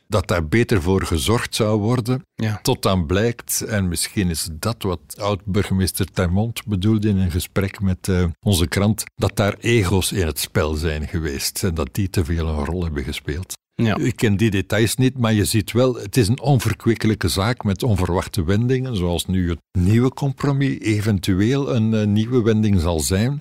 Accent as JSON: {"language": "Dutch", "town": "Ghent", "region": "Flanders", "country": "Belgium", "said": "ik ben een Gentenaar"}